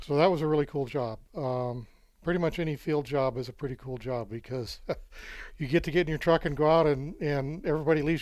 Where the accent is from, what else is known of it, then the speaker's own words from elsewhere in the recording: Southern California, United States; moved away as an adult; now in Nevada, United States; I grew up in Southern California and came up here, went to school at UNR